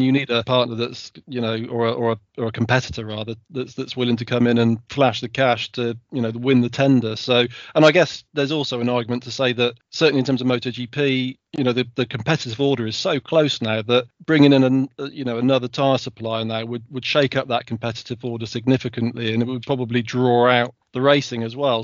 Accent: United Kingdom; as a British fan

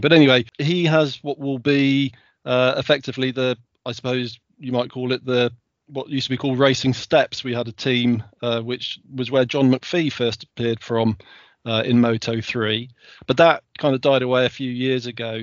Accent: United Kingdom; as a British fan

